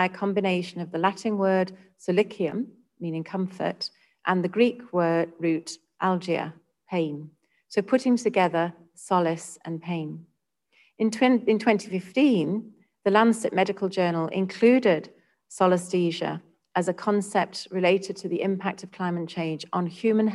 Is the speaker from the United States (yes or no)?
no; United Kingdom; now in Singapore; my home country of the UK